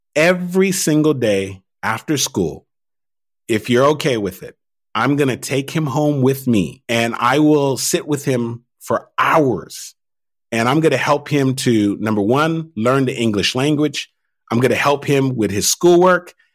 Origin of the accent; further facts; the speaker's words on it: United States; first language Haitian Creole; English is a second language; even though I was born in the United States, my primary language initially was Creole